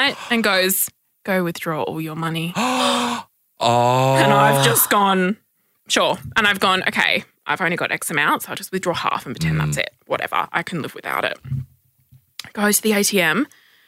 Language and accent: English; Perth, Western Australia, Australia; moved away as an adult; now in Sydney, Australia; I am originally from Perth, and I've been living in Sydney for the last 2 years